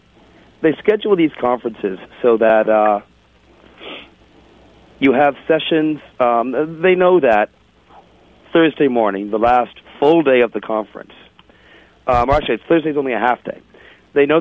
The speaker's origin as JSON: {"language": "English", "town": "Toronto", "region": "Ontario", "country": "Canada", "tie": "born or raised there", "moved": "yes", "said": "I grew up in Toronto"}